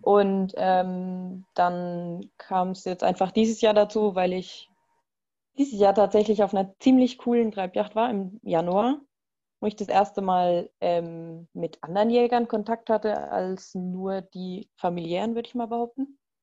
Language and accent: German; Bavaria, Germany; ich komme aus Bayern